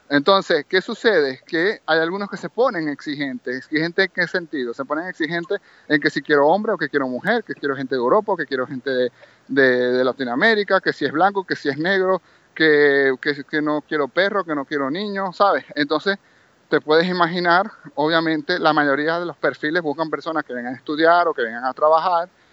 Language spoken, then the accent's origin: Spanish; Maracaibo, Zulia, Venezuela; moved away as an adult; now in Barcelona, Spain; yo soy de Maracaibo, Estado Zulia